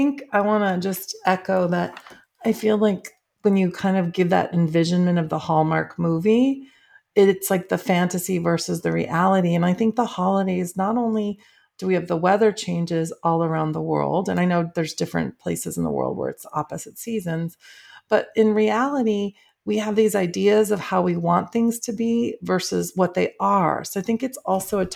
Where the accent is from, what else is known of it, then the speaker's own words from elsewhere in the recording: Midwest, United States; now in Southern California, United States; I grew up in the Midwest